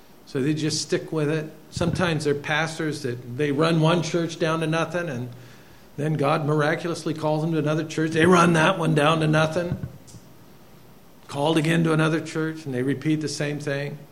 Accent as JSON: {"language": "English", "town": "Bremerton", "region": "Washington", "country": "United States", "moved": "yes", "said": "I'm from Bremerton, Washington"}